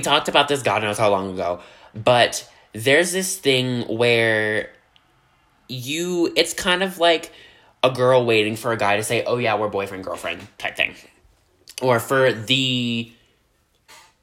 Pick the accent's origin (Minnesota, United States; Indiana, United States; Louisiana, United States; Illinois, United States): Louisiana, United States; I'm from down in the bayou from Louisiana